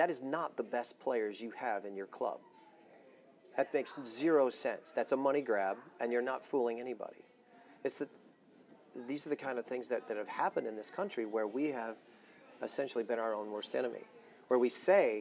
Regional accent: United States; We're American

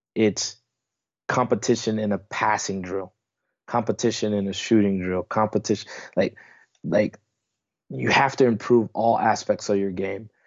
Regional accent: United States; moved away as an adult; now in Netherlands; me being American

